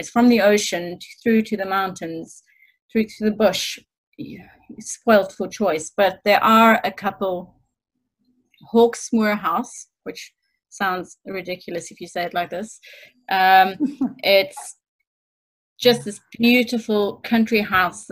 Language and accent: English; Stellenbosch, Western Cape, South Africa; moved away as an adult; now in United Kingdom; Stellenbosch, which is my hometown